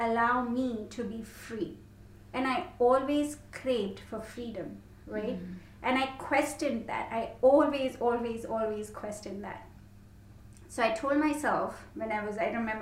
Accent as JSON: {"language": "English", "country": "India", "tie": "born or raised there", "also_born_or_lived": "London", "moved": "as an adult", "said": "I grew up in India, and I had a really big family"}